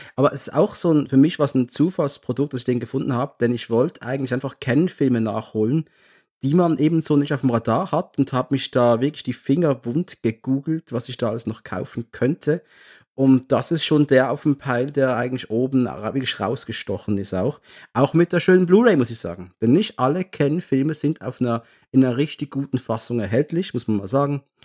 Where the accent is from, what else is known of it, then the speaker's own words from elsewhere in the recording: Basel, Basel-Stadt, Switzerland; ich komme aus der Schweiz, aus der Ecke Basel, 180.000 Personenstadt.